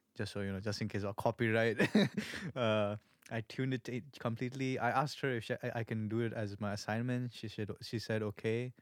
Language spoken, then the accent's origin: English; India; moved away as an adult; also born or lived in Malaysia; now in Melbourne, Australia; I'm pure Indian. I'm from India.